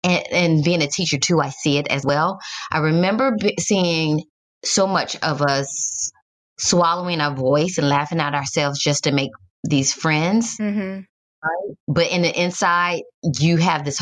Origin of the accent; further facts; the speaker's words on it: Detroit, Michigan, United States; moved away; I'm from Detroit originally